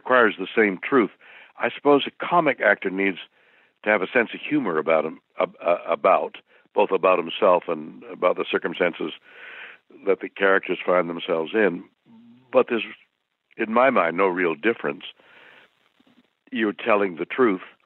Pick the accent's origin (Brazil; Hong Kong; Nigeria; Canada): Canada; Montreal, Quebec; my home city is Montreal, and I've been performing there since I was 6 years old and all through my grade schools and high schools